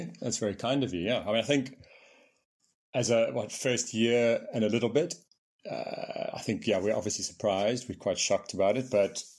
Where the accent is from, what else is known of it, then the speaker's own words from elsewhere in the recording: Johannesburg, Gauteng, South Africa; also born or lived in Manchester, England; I'm from Manchester. From Manchester. I left when I was very young. Yeah. So I went to South Africa. I grew up in Johannesburg, four places. But I'm English at heart. My parents are English.